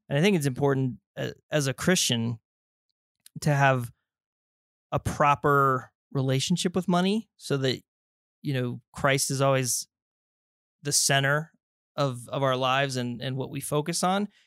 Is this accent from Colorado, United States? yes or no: yes; Colorado Springs, Colorado, United States; grew up down there in the Springs, went to Air Academy High School